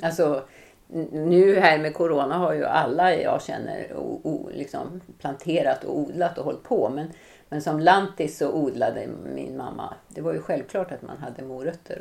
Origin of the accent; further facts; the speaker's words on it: Kovland, Västernorrland County, Sweden; now in Gothenburg, Sweden; utan jag bor i Göteborg och jag är uppväxt utanför Sundsvall